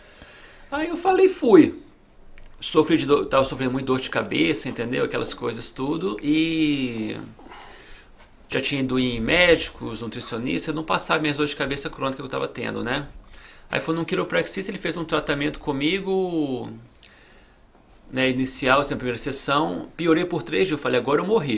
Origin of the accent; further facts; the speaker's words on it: Belo Horizonte, Minas Gerais, Brazil; moved away as an adult; also born or lived in Los Angeles, California, United States; now in Miami, United States; voltei ah. para o Brasil com 7 anos de idade. Passei a minha infância, juventude lá no Brasil